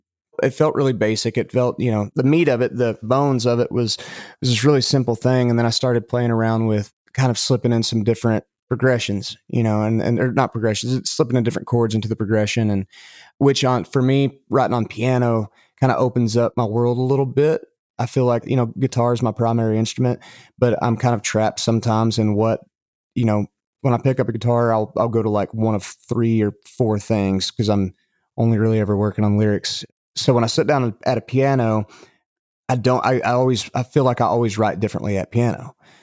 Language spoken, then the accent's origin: English; Lubbock, Texas, United States; hey, you know, I know you're from Amarillo, I'm from Lubbock, and all this stuff.